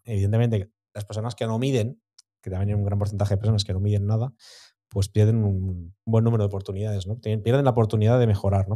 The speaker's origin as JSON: {"language": "Spanish", "town": "Santa Pola", "region": "Valencian Community", "country": "Spain", "said": "yo soy de Santa Pola"}